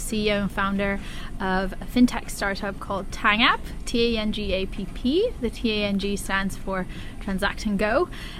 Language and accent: English; Philippines; To me, the Philippines is very near and dear to my heart. As a Filipina, happened to be a Harvard graduate